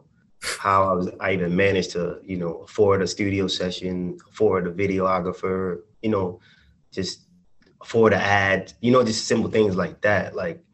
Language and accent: English; Baltimore, Maryland, United States; I'm from Baltimore